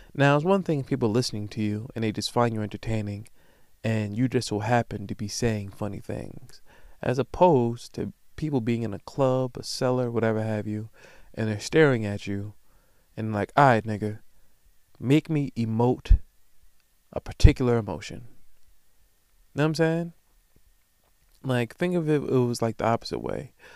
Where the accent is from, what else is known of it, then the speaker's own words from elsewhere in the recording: Long Island, New York, United States; I'm from Long Island